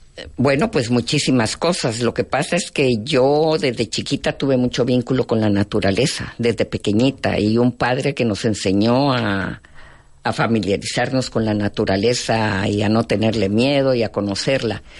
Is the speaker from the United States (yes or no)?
no; Guatemala; mi formación más profunda como ser humano, como mujer, como guatemalteca.